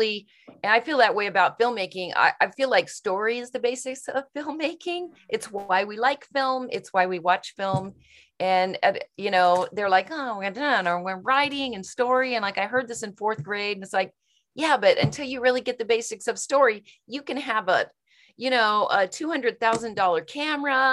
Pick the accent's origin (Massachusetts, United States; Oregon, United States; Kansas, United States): Kansas, United States; moved away; that's where I'm from. I was born in Kansas